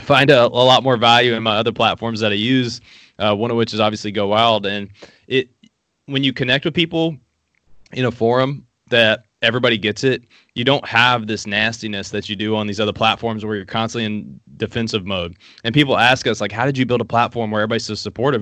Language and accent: English; Appalachia, Southeastern Kentucky, United States; I shot my first gun at six years old in Southeastern Kentucky. I grew up in Appalachia